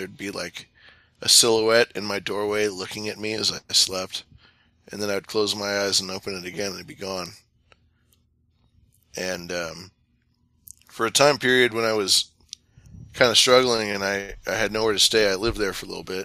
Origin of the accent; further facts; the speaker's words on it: Sacramento River Delta region, California, United States; I grew up in the Sacramento River Delta region